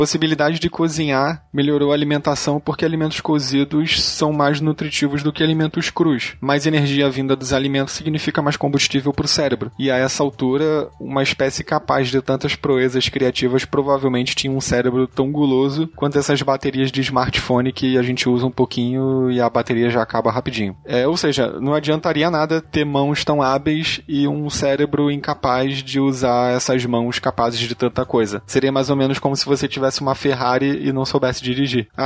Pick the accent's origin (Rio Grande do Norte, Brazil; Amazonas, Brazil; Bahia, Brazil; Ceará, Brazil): Amazonas, Brazil; Manaus; eu tenho seis anos e eu sou de Manaus, Amazonas.